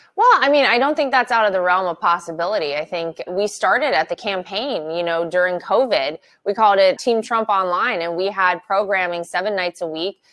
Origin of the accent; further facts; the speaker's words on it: North Carolina, United States; moved away; North Carolina is my home state. My entire family still lives there. My parents still live in the house that I came home from the hospital